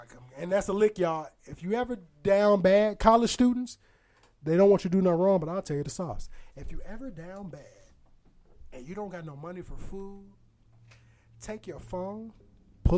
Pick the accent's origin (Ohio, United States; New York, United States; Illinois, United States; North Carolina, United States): Illinois, United States; Aurora; moved away as an adult; now in St. Louis, United States; I'm from Aurora, Illinois, which is by Chicago